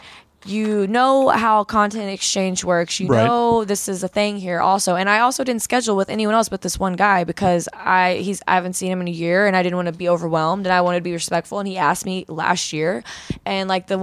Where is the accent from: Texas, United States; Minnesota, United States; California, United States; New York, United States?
Texas, United States; I'm from Texas